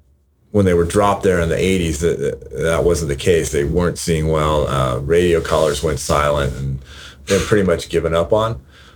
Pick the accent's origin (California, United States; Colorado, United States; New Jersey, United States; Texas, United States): California, United States; Carpinteria; also born or lived in Santa Monica, California / Santa Barbara, California / South Bay, California; I've lived in Carpinteria since 1975, and my parents bought a beach house in Carpinteria then.